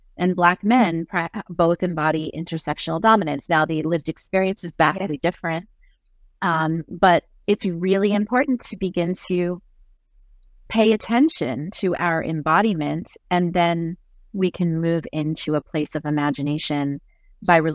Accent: New Jersey, United States; I am from Jersey

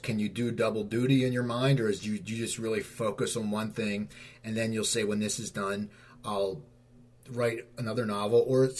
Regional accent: Cherry Hill, New Jersey, United States; I grew up in Cherry Hill, and we never really went to Collingswood, you know?

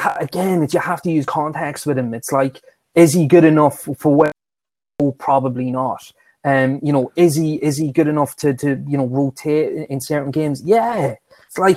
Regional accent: Dundalk, County Louth, Ireland; my hometown in Ireland, Dundalk

